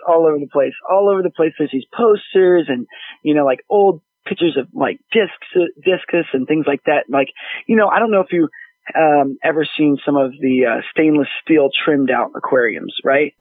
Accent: Dallas, Texas, United States; growing up in Dallas

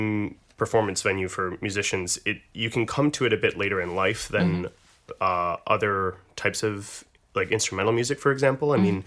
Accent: St. Paul, Minnesota, United States; moved away as an adult; also born or lived in British Columbia, Canada; now in Portland, United States; I grew up in St. Paul, Minnesota, and I am a dual citizen with Canada.

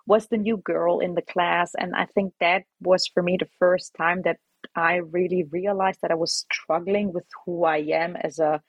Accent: Augsburg, Bavaria, Germany; moved away as an adult; now in Netherlands; I was born and raised in Germany, in Augsburg, all the way in the south.

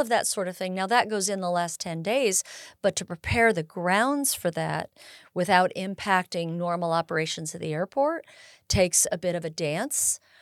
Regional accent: Bay Area, California, United States; moved away as an adult; also born or lived in Sierra foothills, California; I was born in the Bay Area, and, uh, and migrated up to this area after my parents retired

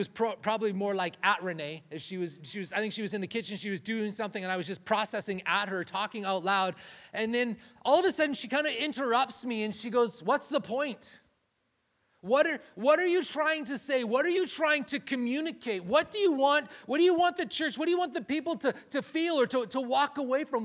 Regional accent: Canada; moved away; we're Canadian

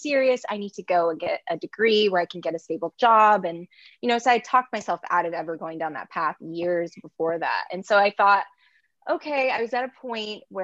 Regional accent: Long Beach, California, United States; moved away as an adult; now in Los Angeles, United States; I'm from Long Beach

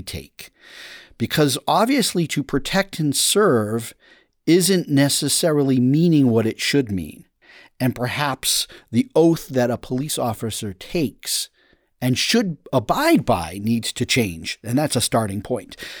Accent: United States; I'm an American

